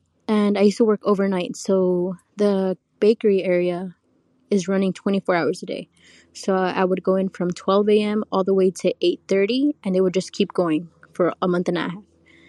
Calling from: Southern California, United States; I'm calling from Southern California.

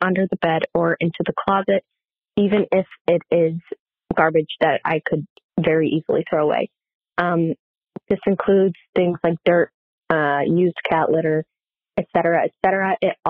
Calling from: North Carolina, United States; I am 21 and I'm calling from North Carolina.

